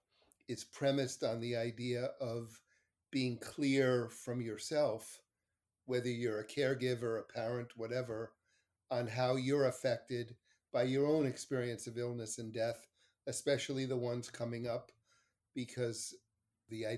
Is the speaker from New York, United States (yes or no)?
yes; New York City, New York, United States; also born or lived in Montreal, Canada / Larchmont, New York; my family and I'm from Montreal, though I grew up the majority of my life in New York